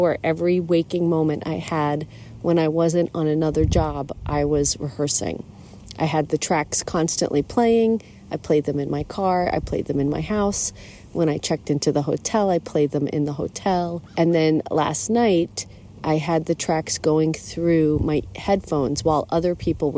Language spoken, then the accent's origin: English; Islip, New York, United States; Robert and I grew up together in Islip, New York